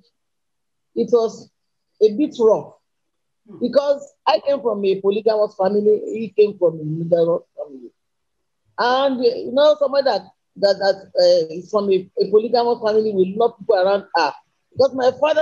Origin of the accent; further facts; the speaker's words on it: Ilesa, Osun, Nigeria; I came from Ilesha.